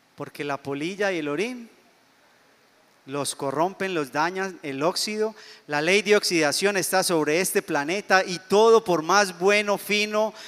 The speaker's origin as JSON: {"language": "Spanish", "country": "Colombia", "said": "yo soy colombiano"}